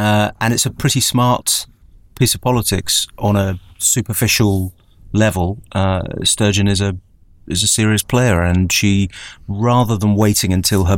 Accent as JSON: {"language": "English", "region": "Scotland", "country": "United Kingdom", "said": "As a Scottish unionist, you know, I've been living with this for my entire life."}